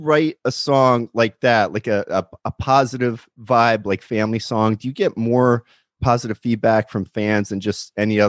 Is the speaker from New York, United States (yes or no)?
no; California, United States; especially now during these lockdowns as a Californian.